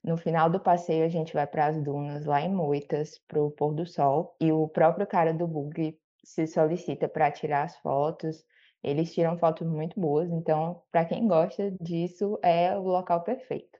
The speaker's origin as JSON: {"language": "Portuguese", "town": "Fortaleza", "region": "Ceará", "country": "Brazil", "said": "eu sou aqui de Fortaleza, no Ceará"}